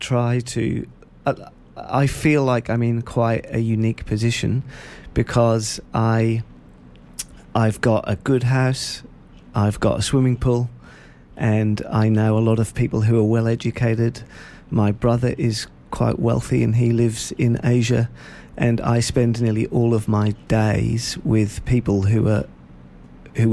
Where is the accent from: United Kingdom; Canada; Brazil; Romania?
United Kingdom; Norwich, East of England; moved away as an adult; now in Shepparton, Australia; I was born in Norwich in England, which is about a 2.5 hour drive northeast of London.